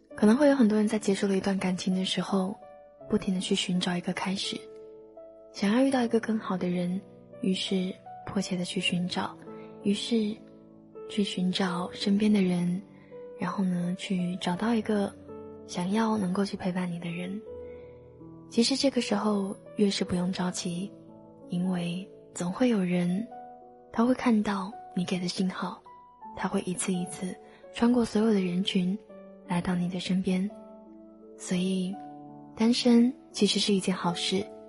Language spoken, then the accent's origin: Chinese; the South, southern China, China; 身为一个南方人，二十几年都没有见过雪